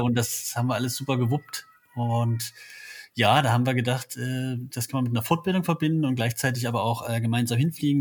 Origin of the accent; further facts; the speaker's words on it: Halle, Saxony-Anhalt, Germany; also born or lived in Berlin; now in Leipzig, Germany; bin gebürtig aus Halle